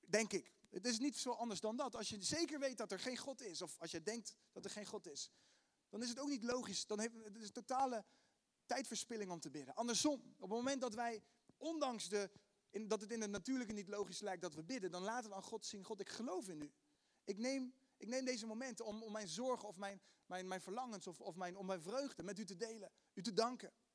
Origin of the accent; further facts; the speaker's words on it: The Hague, South Holland, Netherlands; accent: Haags; mijn Haagse accent